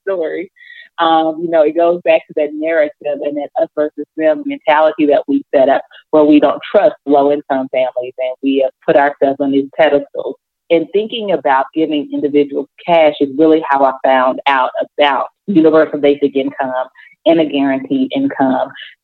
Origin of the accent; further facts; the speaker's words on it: Jackson, Mississippi, United States; when we moved from the Delta, moved to Jackson